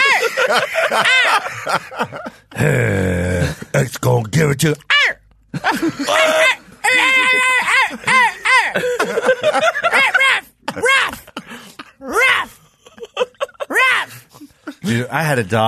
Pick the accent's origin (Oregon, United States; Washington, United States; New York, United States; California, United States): Washington, United States; Seattle; How did you know I was from Seattle